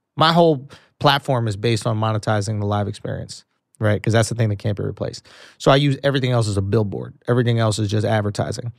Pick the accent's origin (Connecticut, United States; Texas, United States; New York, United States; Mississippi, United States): New York, United States; New York City; I grew up in New York City